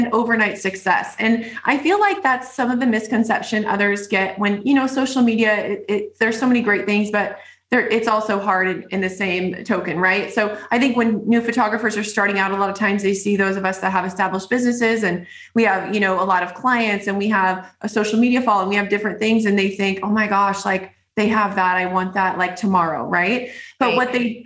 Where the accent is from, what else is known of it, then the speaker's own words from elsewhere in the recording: Northern California, United States; I grew up in California, Northern California and this area.